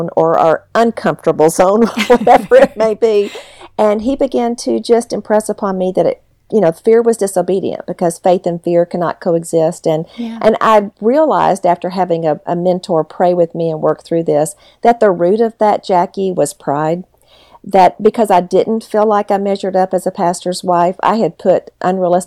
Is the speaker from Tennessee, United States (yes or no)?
yes; Memphis, Tennessee, United States; I am actually from Memphis, which is a lot of fun to be serving in my hometown. I grew up in Memphis